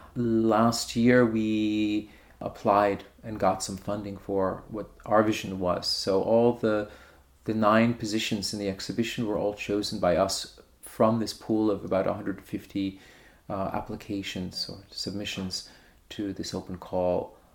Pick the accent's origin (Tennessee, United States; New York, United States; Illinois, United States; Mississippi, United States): New York, United States; moved away as an adult; now in Berlin, Germany; I'm originally from New York, but I moved to Berlin in 1998